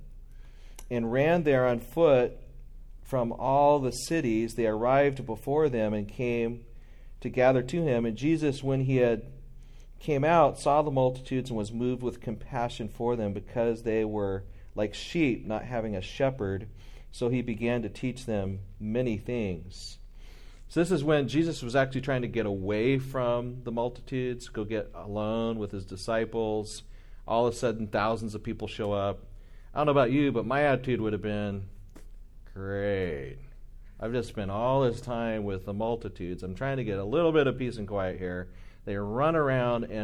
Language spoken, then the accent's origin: English; Southern California, United States; growing up in Southern California, as a SoCal American